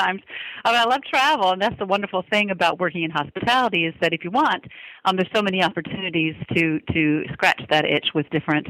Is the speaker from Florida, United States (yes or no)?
yes; Florida, United States; also born or lived in Dothan, Alabama; I was born in Dothan, Alabama, but living in northern Florida. And as a child, I moved about 15 times before we settled when I went away to college. So I'm all over the South, mostly Florida, where my people are from.